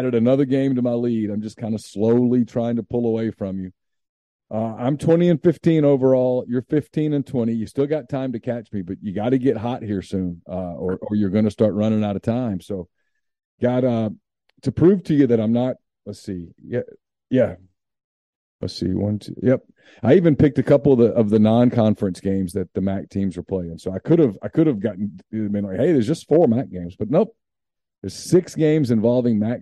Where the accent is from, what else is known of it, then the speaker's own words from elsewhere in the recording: Louisiana, United States; I'm from Louisiana